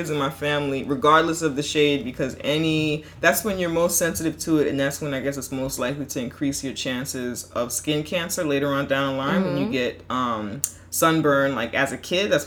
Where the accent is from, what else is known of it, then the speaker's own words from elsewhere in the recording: New York City, New York, United States; my part of the Bronx. Like, I'm from Clarkson.